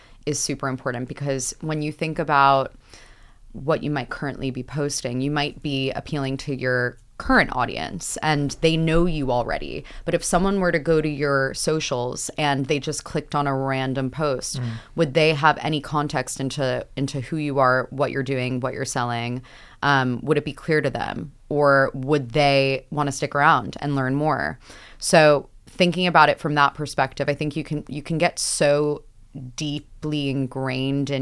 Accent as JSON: {"language": "English", "country": "United States", "moved": "as an adult", "lives_now": "United Kingdom", "said": "I'm from America"}